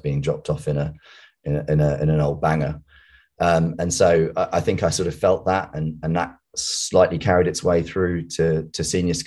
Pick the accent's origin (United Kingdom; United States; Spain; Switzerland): United Kingdom; also born or lived in West London; We moved from West London, where we were living, to the home counties.